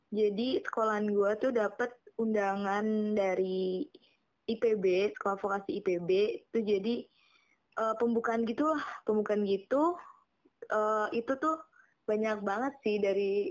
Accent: Kebumen, Central Java, Indonesia; karena gue dari Kebumen ya. Itu tuh Kebumen asal lo tau tuh Kebumen tuh kabupaten termiskin di Jawa Tengah.

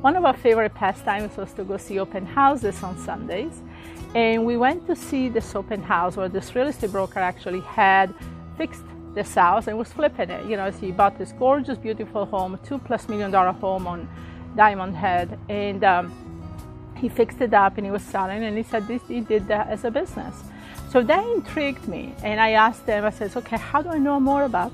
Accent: Italy; moved away as an adult; also born or lived in Hawaii / Midwest; now in Florida, United States; originally I came from Italy in 1985, and actually I was married to somebody in the army, and we got stationed in Hawaii

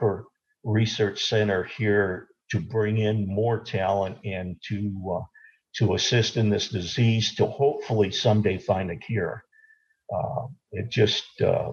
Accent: South Bend, Indiana, United States; I grew up in South Bend

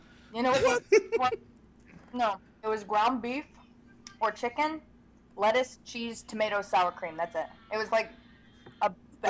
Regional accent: the South, United States; We're from the South, you know, so it would be rude to say no.

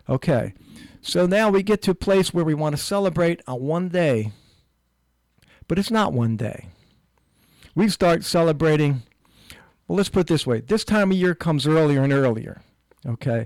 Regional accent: Newark, United States; when I was a kid living in, growing up in Newark

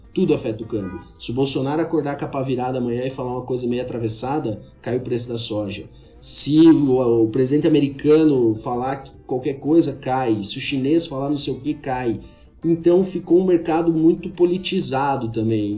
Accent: Xanxerê, Santa Catarina, Brazil; moved away as an adult; also born or lived in Lages, Brazil; now in Goiânia, Brazil; sou catarinense, sou de Xinxerê, é, eh, mas moro em Goiânia tem cerca de 10 anos

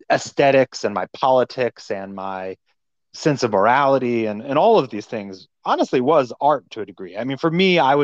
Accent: Virginia, United States; now in New York, United States; I grew up in Virginia, and initially really in kind of a rural part of Virginia, near Charlottesville, Virginia

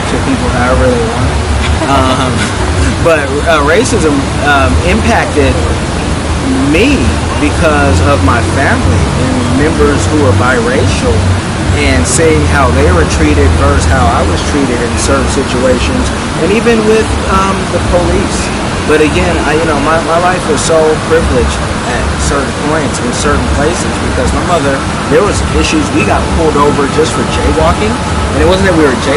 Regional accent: Oakland, California, United States; I am from Oconda, that's East Oakland, California, and I was born in Oakland and raised in the whole Bay Area

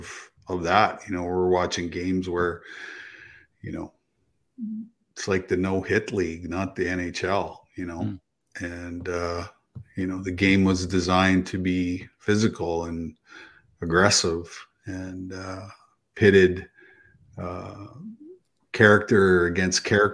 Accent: Manitoba, Canada; I grew up in Manitoba too

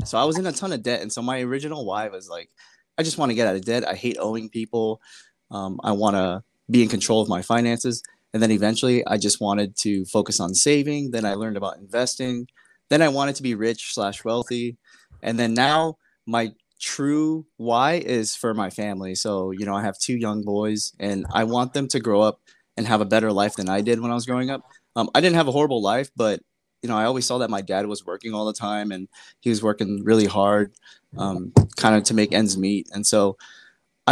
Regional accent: California, United States; I'm originally from California

